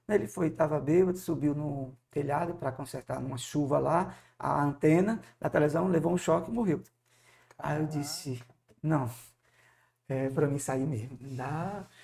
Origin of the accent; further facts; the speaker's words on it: Moreno, Pernambuco, Brazil; also born or lived in Carpina; a gente nasceu em Pernambuco, na cidade de Moreno, é, tive a formação em escolas é, mistas